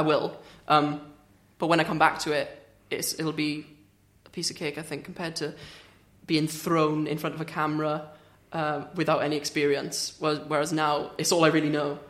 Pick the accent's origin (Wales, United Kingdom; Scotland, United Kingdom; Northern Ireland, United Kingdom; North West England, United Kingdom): Wales, United Kingdom; Swansea; I'm from Swansea